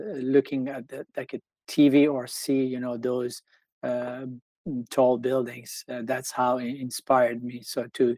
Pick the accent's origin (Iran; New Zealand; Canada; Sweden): Iran; Tehran, Tehran Province; now in United States; I grew up in Tehran, which is the capital of Iran.